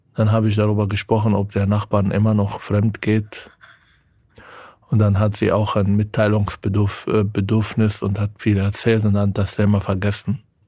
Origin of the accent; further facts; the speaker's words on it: Israel; now in Germany; von meinem Heimatland